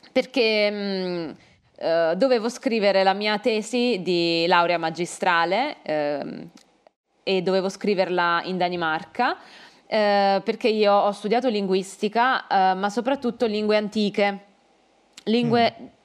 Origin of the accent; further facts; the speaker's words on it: Caserta, Campania, Italy; born there; io sono nata uh, a Caserta perché mio padre e mia madre vivevano lì. Uh, Caserta si trova vicino Napoli, a una mezz'ora di strada da Napoli, quindi in Campania.